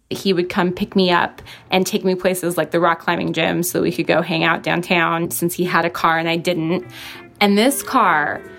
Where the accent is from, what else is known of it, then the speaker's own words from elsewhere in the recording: Washington, United States; Um, I'm from Washington State, but he's actually from Hawaii.